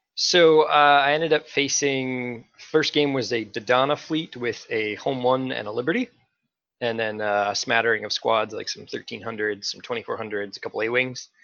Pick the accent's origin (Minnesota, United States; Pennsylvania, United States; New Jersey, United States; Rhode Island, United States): Minnesota, United States; I am from Minnesota